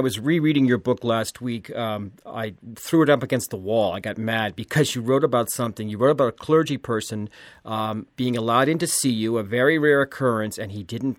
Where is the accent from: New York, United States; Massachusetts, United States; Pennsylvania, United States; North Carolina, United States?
Massachusetts, United States; Boston; I'm Boston Irish.